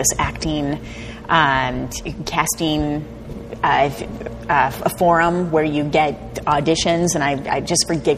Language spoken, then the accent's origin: English; Flint, Michigan, United States; now in Los Angeles, United States; I come from Flint, Michigan.